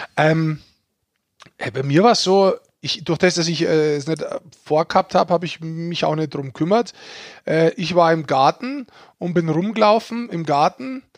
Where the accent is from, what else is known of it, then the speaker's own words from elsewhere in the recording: Germany; als Deutscher